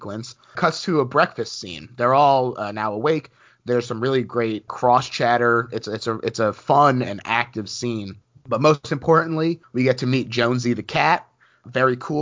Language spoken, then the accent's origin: English; North New Jersey, United States; When I was younger, I grew up in North New Jersey